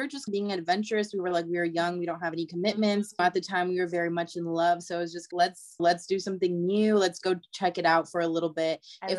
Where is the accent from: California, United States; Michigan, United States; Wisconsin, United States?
California, United States; moved away as an adult; now in Texas, United States; I was actually going to college in San Francisco. I'm from California. So I was going to San Francisco State University.